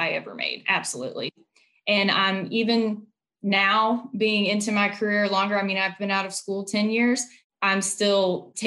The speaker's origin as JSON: {"language": "English", "town": "High Point", "region": "North Carolina", "country": "United States", "tie": "born or raised there", "also_born_or_lived": "Ohio", "moved": "as an adult", "lives_now": "Nashville, United States", "said": "I'm from High Point, North Carolina."}